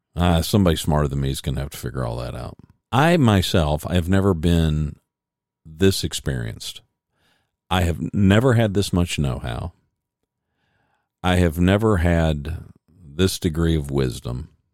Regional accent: United States; I was born in America

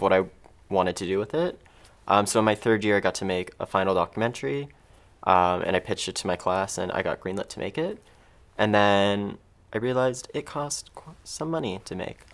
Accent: Mississauga, Ontario, Canada; I grew up in Mississauga

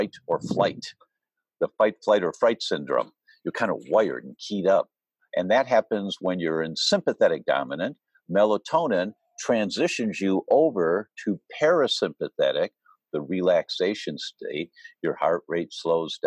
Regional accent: Detroit, Michigan, United States; I grew up in Detroit

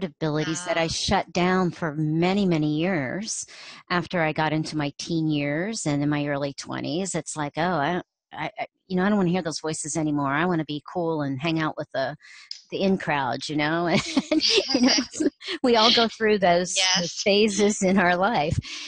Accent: Ohio, United States; growing up in Ohio

